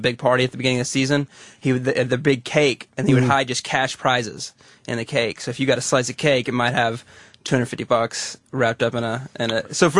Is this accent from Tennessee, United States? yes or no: no; Crawford, Texas, United States; accent: southern; now in New York, United States; when I was growing up in Crawford